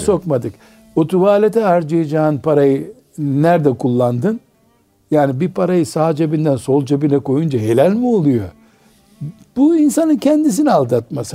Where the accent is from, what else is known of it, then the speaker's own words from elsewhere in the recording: Black Sea Region, Turkey; Bizim Karadeniz'de dua ederken su gibi aziz olasın derler